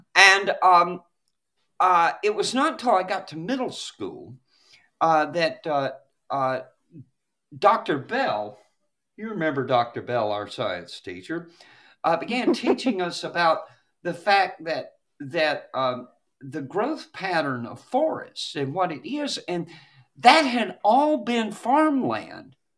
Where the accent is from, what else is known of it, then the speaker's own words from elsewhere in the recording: Douglas County, west of Atlanta, Georgia, United States; when I was growing up in Douglas County, which is just west of Atlanta